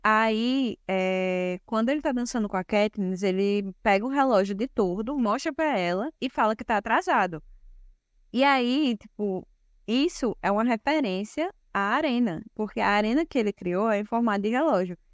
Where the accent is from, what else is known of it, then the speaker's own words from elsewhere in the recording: Brazil; Sou brasileira também